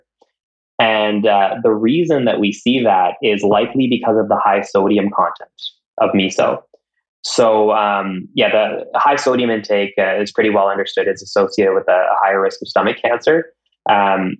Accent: Canada; I'm Canadian

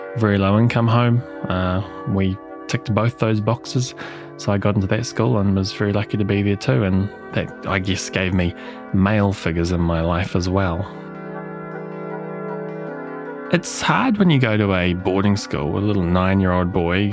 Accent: Auckland, New Zealand; I was born in Middlemore Hospital

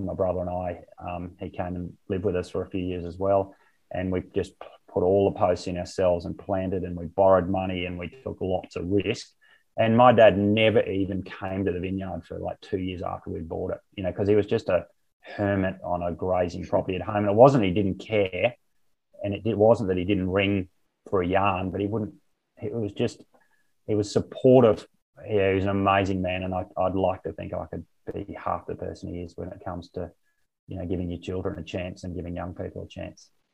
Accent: Barcaldine, Queensland, Australia; I was born um, at on a farm at Barcaldine and had my first 23 yeah. years there.

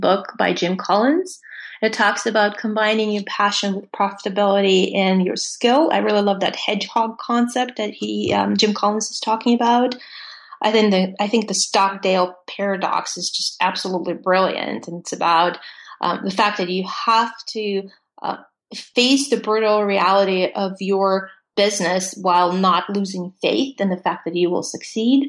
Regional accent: Russia; born or raised there; English is a second language; moved away as an adult

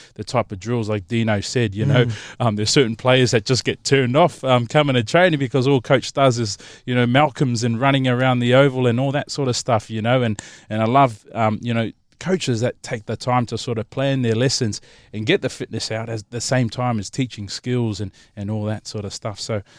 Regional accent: Australia; also born or lived in Samoa; growing up and playing rugby league and you know, I was born in Samoa, and I remember moving to Australia when I was 12.

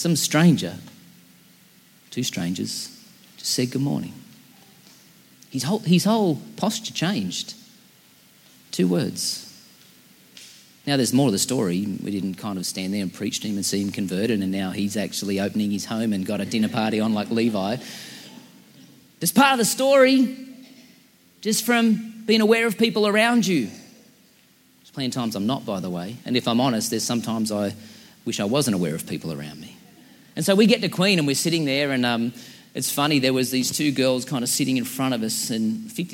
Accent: Central Coast, New South Wales, Australia; we're from the Central Coast

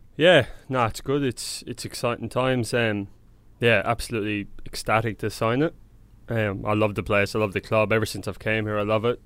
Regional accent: Templemore, Munster, Ireland; now in Sydney, Australia; grew up in a small, um, small little area outside a town called Temple Moor.

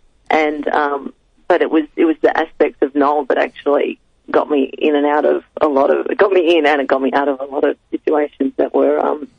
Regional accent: Frankston, Victoria, Australia; I'm really happy and grateful for everything that I experienced growing up in Frankston.

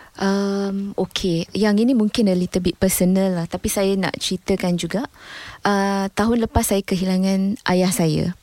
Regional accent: Melaka, Malacca, Malaysia; also born or lived in Muar, Johor / United Kingdom; saya ni orang Melaka.

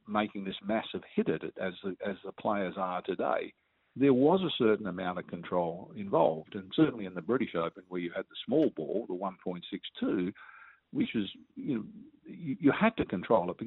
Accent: Perth, Western Australia, Australia; growing up in Perth

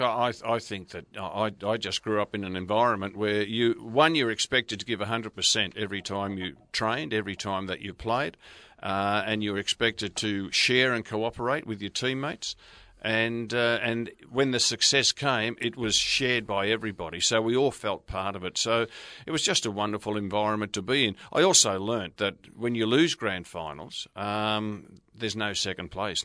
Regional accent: Brunswick, Victoria, Australia; moved away; I grew up in Brunswick

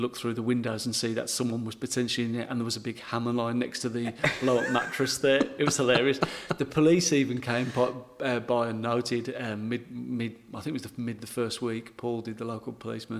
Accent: England, United Kingdom; accent: English; now in Berry, Australia; being English, because my accent obviously is quite strong

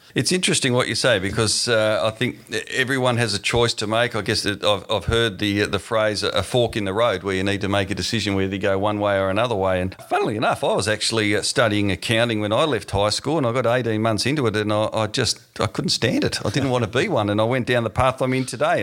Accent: Tasmania, Australia; moved away; my home state in Tasmania

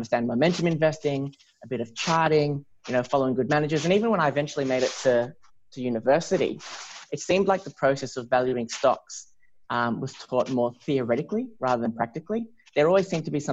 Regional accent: Melbourne, Victoria, Australia; I grew up in Melbourne

